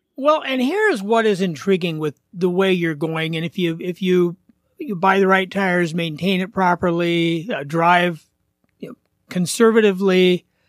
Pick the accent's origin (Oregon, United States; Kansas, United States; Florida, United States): Oregon, United States; Portland; moved away; I grew up in Portland.